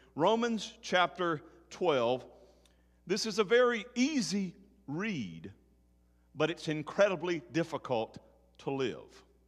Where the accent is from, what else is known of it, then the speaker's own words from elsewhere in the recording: Tennessee, United States; my home state of Tennessee